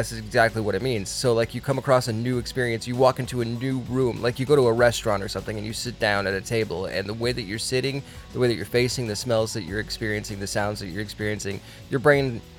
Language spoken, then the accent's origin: English; Connecticut, United States; We are from Connecticut, but we talk like this.